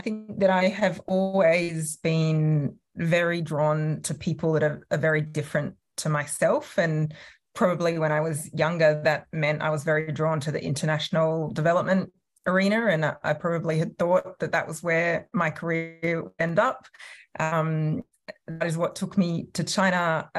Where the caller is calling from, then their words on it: Sydney, New South Wales, Australia; I'm joining from Tarramarrigal land, which is part of the Eora Nation in the sort of north and northwestern part of Sydney.